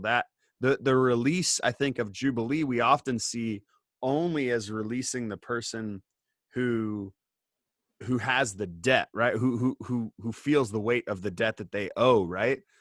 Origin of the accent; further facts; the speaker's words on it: Indiana, United States; I grew up in Indiana and like I drive past the farm that I grew up on